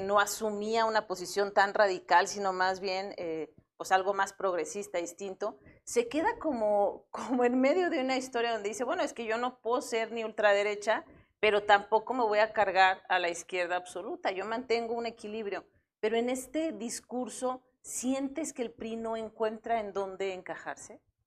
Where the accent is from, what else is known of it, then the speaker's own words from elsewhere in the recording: Guanajuato, Mexico; quienes somos de Guanajuato